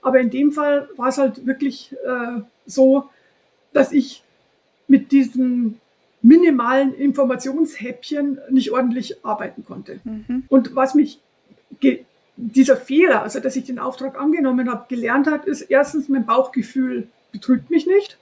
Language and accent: German; home town near the Herrmannsdorf farm, Bavaria, Germany; auf einem Hof in der Nähe von meinem Heimatort, drei Kilometer weiter weg